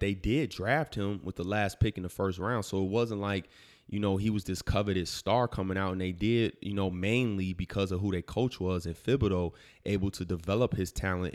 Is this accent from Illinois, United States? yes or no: yes; Chicago, Illinois, United States; my hometown Chicago